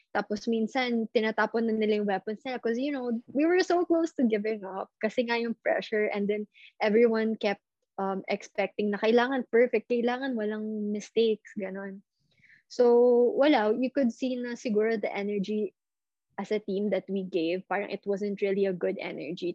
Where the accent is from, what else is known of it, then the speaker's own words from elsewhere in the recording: Philippines; I never grew up in China. I never grew up in the States. I grew up here